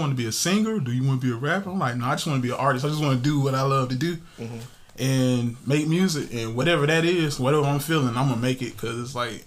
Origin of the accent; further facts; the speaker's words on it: Columbus, Georgia, United States; I'm from Columbus, Georgia. I'm from the east side of Columbus, Georgia, Forest Road.